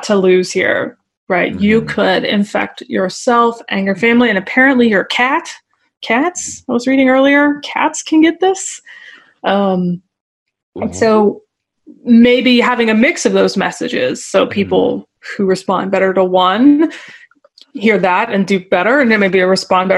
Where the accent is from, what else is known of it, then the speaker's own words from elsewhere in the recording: the South, United States; also born or lived in Northeast US; now in Northeast, United States; So I'm in the Northeast right now, but I'm from the South.